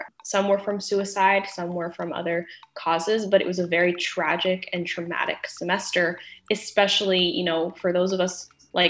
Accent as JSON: {"language": "English", "town": "Berkeley", "region": "California", "country": "United States", "tie": "born or raised there", "said": "I grew up in Berkeley, and I went to this incredible program called Youth Radio."}